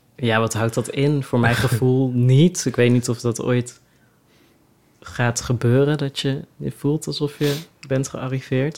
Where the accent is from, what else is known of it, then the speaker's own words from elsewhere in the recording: Oosterhout, North Brabant, Netherlands; moved away as an adult; also born or lived in Leeuwarden; Ik kom dus uit Oosterhout oorspronkelijk